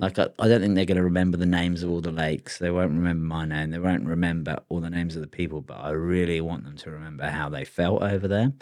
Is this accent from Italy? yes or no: no; England, United Kingdom; now in Australia; I got born in, you know, pretty good country. England's not that good